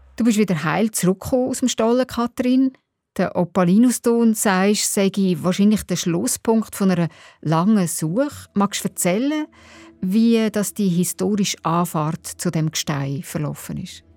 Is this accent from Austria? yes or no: no; Aargau, Switzerland; Ich komme nämlich aus dem Kanton, wo drei von den vier aktiven Atomreaktoren der Schweiz stehen